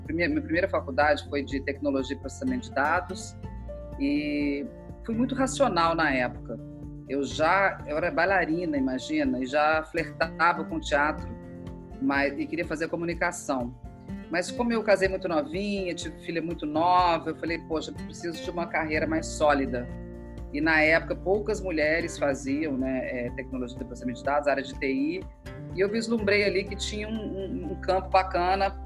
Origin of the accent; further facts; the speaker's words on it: Minas Gerais, Brazil; moved away as an adult; also born or lived in São Paulo; now in Rio de Janeiro, Brazil; Eu sou mineira